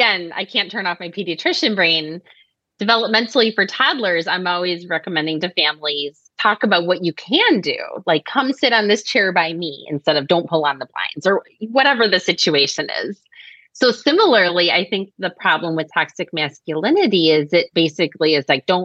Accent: Chicago, Illinois, United States; I'm from Chicago and I love it

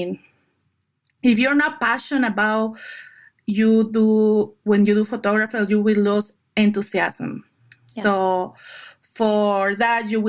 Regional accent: Lima, Peru; moved away as an adult; now in United States; I'm original from Lima, Peru

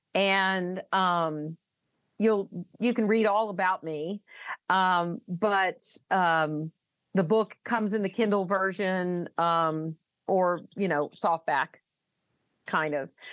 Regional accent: the South, United States; I'm from the South

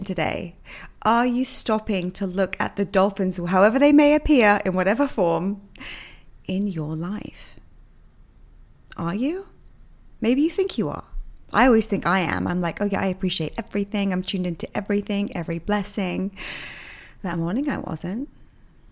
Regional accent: England, United Kingdom; also born or lived in New York; now in Miami, United States; I'm from England

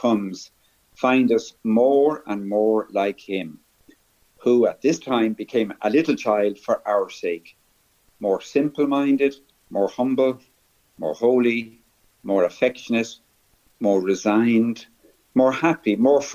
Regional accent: Dublin, Leinster, Ireland; My parents come from West Kerry, and we grew up in Dublin

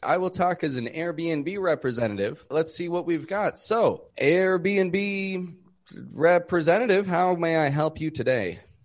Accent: Toronto, Ontario, Canada; I'm from Toronto, Canada

